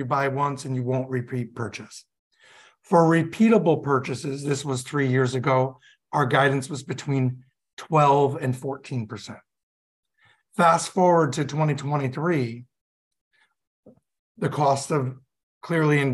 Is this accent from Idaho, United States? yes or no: no; Hudson Valley, upstate New York, United States; moved away as an adult; also born or lived in North Carolina / Utah / Boston; now in South Carolina, United States; I grew up in upstate New York in the Hudson Valley